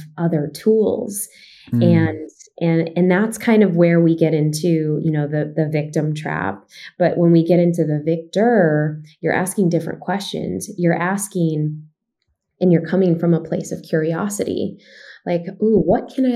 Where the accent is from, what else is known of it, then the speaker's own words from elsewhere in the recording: Chicago, Illinois, United States; me growing up in Chicago